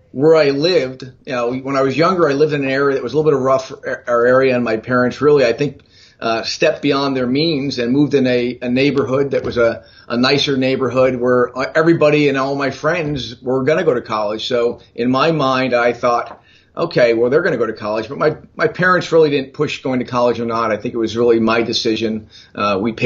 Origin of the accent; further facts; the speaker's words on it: Allentown, Pennsylvania, United States; I was born and raised in Allentown, Pennsylvania